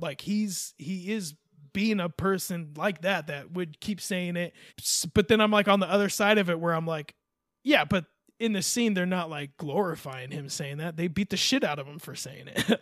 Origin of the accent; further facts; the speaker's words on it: California, United States; I'm a Californian